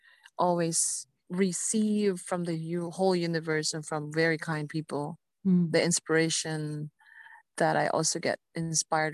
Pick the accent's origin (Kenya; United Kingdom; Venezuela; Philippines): Philippines; as a Filipina